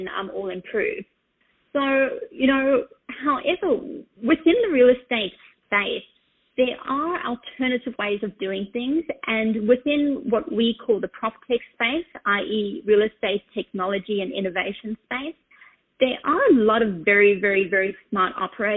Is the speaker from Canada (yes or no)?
no; Australia; now in New York, United States; I'm situated in New York. I'm Australian, in case you're trying to guess my accent.